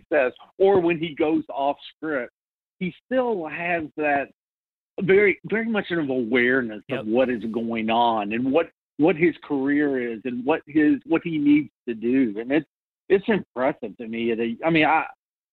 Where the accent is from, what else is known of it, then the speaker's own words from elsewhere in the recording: Louisville, Kentucky, United States; my hometown in Louisville